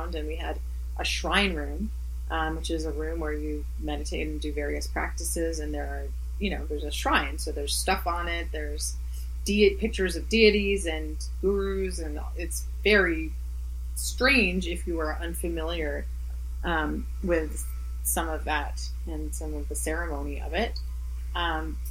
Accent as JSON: {"language": "English", "town": "Halifax", "region": "Nova Scotia", "country": "Canada", "tie": "born or raised there", "also_born_or_lived": "Montreal", "said": "Montreal is a hometown for me, but Halifax is my hometown"}